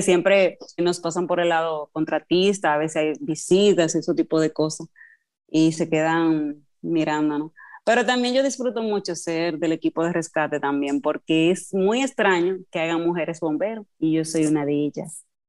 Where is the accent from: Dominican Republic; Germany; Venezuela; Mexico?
Dominican Republic; Cotuí, Sánchez Ramírez; soy oriunda de Cotuí